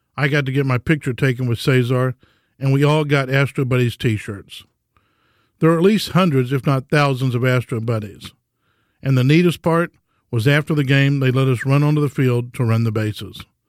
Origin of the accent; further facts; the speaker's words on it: Houston, Texas, United States; growing up in Houston